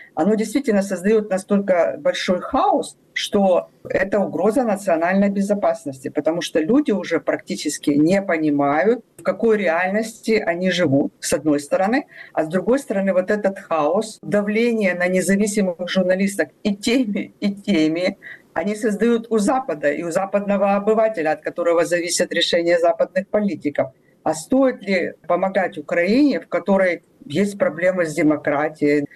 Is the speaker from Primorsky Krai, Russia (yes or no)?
yes; Vladivostok, Primorsky Krai, Russia; now in Ukraine; я родилась в Владивостоке